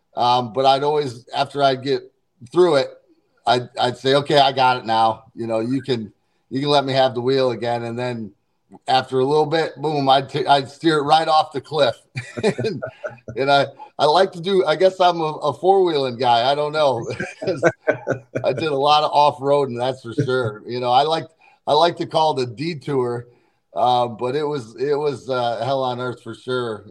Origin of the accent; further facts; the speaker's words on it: St. Louis, Missouri, United States; St. Louis area, my hometown